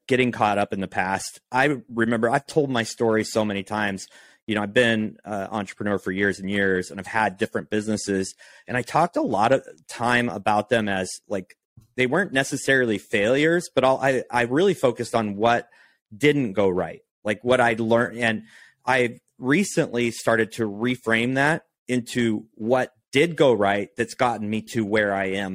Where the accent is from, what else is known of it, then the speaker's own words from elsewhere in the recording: Oregon, United States; now in Texas, United States; I'm from Oregon